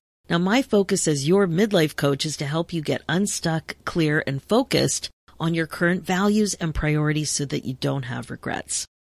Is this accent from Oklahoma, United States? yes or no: no; Philadelphia, Pennsylvania, United States; now in Toronto, Canada; It was a mummer strut because I'm from Philadelphia.